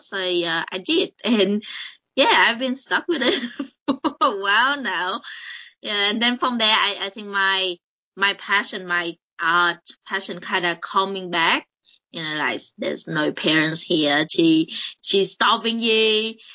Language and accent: English; Vietnam; moved away as an adult; now in Adelaide, Australia; I come from uh, Vietnam, and I moved to Australia to uh, study. I think I was in high school, was 17, uh, no, 18.